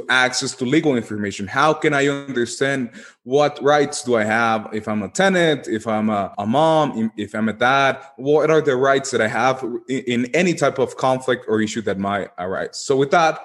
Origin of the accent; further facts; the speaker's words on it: Guatemala; my home country where I come from, in Guatemala